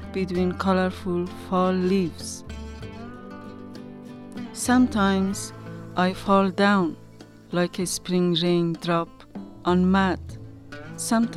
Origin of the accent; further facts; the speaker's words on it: Afghanistan; English is a second language; moved away as an adult; now in Tucson, United States; I'm from Afghanistan, and I have been working with kids, and I was teacher for near 10 years. I have been living in Tucson, Arizona for 2 years